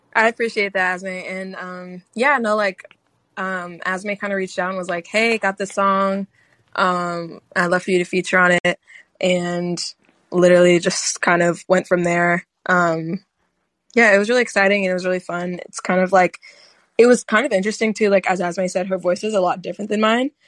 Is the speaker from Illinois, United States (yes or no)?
yes; Chicago, Illinois, United States; I'm from Chicago.